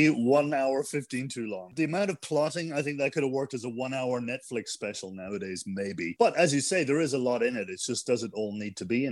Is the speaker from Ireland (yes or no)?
no; Scotland, United Kingdom; I'd obviously play the Highlander because I'm Scottish.